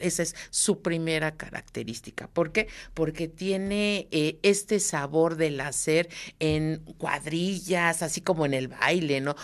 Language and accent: Spanish; Mexico; somos los mexicanos